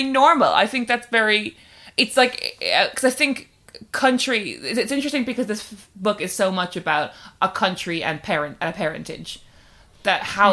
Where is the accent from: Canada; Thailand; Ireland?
Ireland